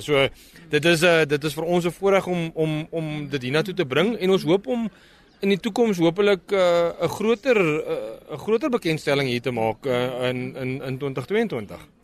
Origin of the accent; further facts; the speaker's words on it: South Africa; ons as Suid-Afrikaners